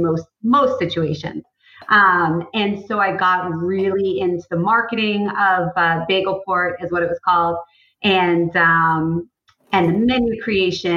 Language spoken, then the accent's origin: English; Cape Cod, Massachusetts, United States; I grew up on Cape Cod